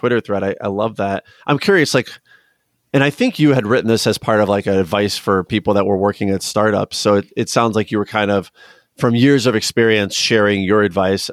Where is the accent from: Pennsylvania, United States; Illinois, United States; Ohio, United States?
Illinois, United States; Chicago area; I'm from the Chicago area, I'm from Illinois.